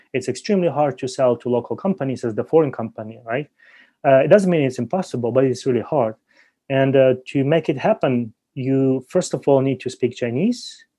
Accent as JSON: {"language": "English", "country": "Ukraine", "moved": "as an adult", "lives_now": "China", "said": "I graduated from Ukrainian University back in 2010"}